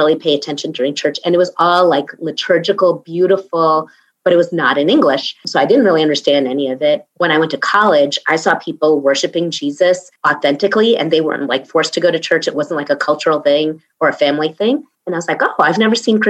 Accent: Long Island, New York, United States; moved away as an adult; also born or lived in Queens, New York / Boston; I was born in Queens, New York.

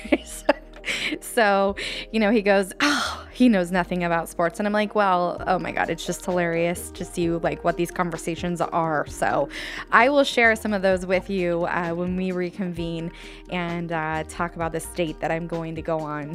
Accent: Redding, California, United States; I grew up in Reading, then I got out of Reading

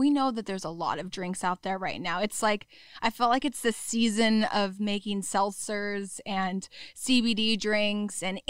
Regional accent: Huntington Beach, California, United States; also born or lived in Hawaii; I grew up in Huntington, Surf City

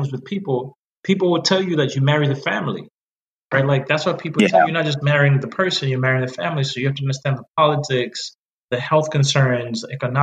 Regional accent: Zambia; I'm from Zambia

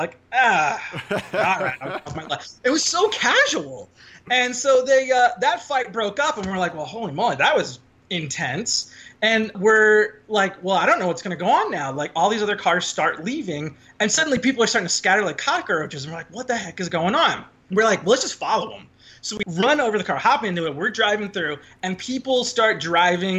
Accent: Irvine, California, United States; growing up in Irvine, pretty robust Asian population

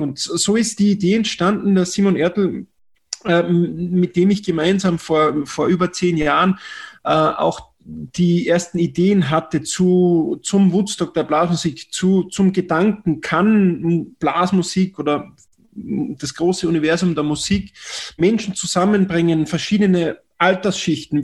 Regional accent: Tennengau, Salzburg, Austria; ich bin in Salzburg geboren, Salzburger Land, im Tennengau, 20 Kilometer südlich der Stadt, äh, in einem kleinen Dorf mit knapp 2000 Einwohnern

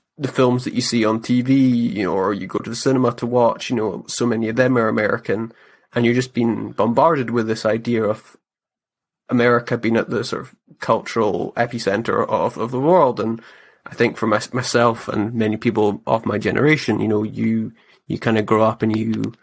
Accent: Scottish Highlands, Scotland, United Kingdom; growing up in the Scottish Highlands, where the weather's just different

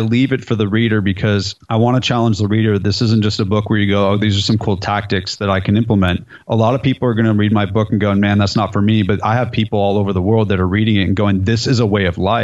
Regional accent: California, United States; moved away as an adult; now in Nashville, United States; I'm from California, so I say dude, and I've lived in Nashville for 17 years, so I say y'all

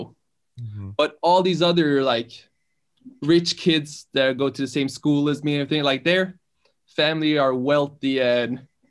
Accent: Bærum, Akershus, Norway; born or raised there; English is a second language; also born or lived in Iran

